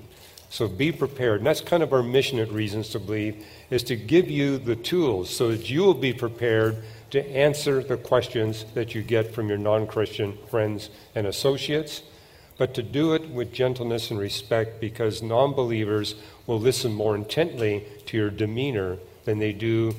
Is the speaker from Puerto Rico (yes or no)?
no; Canada; I'm from Canada